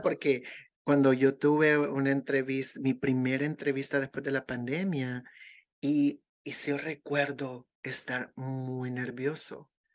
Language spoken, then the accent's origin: Spanish; El Salvador; now in United States; en El Salvador todavía vivimos